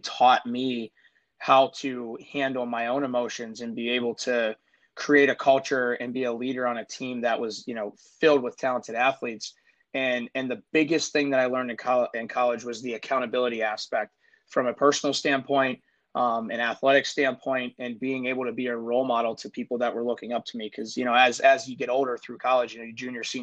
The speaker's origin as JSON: {"language": "English", "town": "Pittsburgh", "region": "Pennsylvania", "country": "United States", "tie": "born or raised there", "moved": "as an adult", "lives_now": "Buffalo, United States", "said": "I grew up in Pittsburgh, single parent home"}